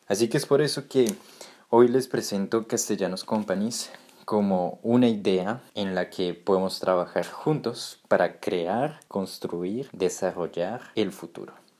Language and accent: Spanish; Colombia; Yo que vengo de América Latina, me siento muy orgulloso también de ver de cómo ese mundo está llegando cada vez más fuerte a mi país, por ejemplo, a Colombia